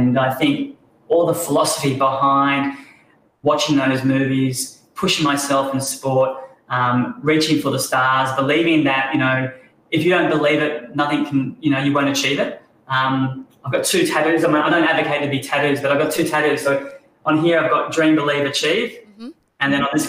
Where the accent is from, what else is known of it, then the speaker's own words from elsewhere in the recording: Sunshine Coast, Queensland, Australia; growing up on the Sunshine Coast